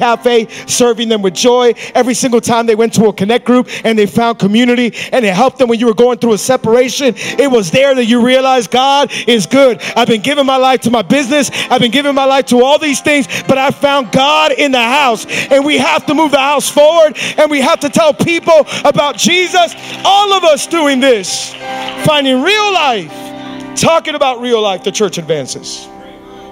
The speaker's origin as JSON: {"language": "English", "town": "Hialeah", "region": "Florida", "country": "United States", "tie": "born or raised there", "said": "I grew up in Hialeah."}